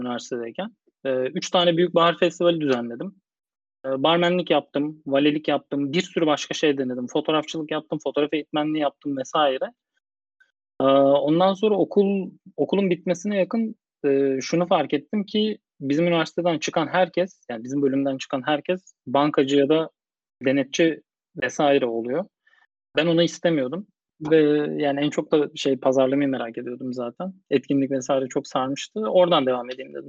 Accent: Bursa, Turkey; moved away as an adult; also born or lived in Istanbul; Doğma büyüme Bursalıyım.

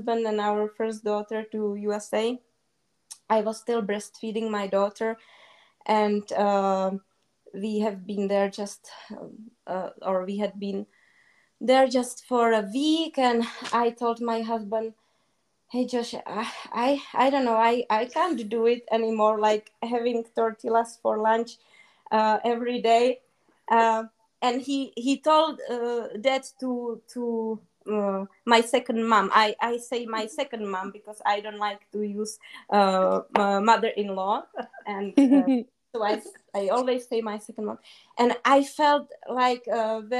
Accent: Czechia; English is a second language; moved away; also born or lived in South Africa / Austria; in the Czech Republic, we have really good breads

